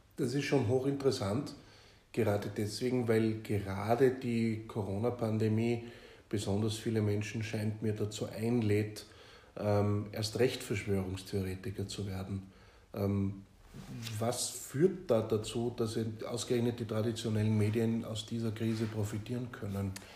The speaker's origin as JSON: {"language": "German", "country": "Austria", "said": "als Österreicher"}